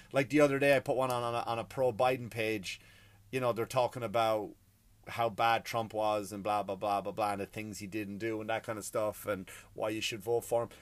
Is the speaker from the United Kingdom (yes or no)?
no; Ireland; I come from, I come from Ireland. I come from a country where we had our own martyrs